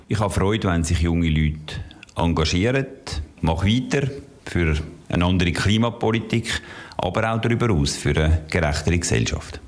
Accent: Adliswil, Zurich, Switzerland; Ich habe einen Hausteil können kaufen dort, wo ich herkomme, dort, wo ich mich wohlfühle, in Adliswil und wo ich sehr gerne lebe.

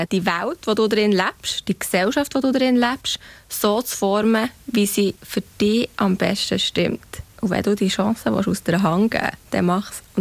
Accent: Switzerland; dass die Schweiz sehr patriarchal aufgestellt war von Anfang an, dass das unsere Identifikation ist als Schweizer.

